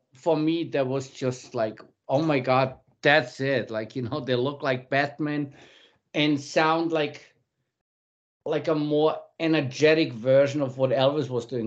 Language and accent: English; Munich, Bavaria, Germany; I was born in Munich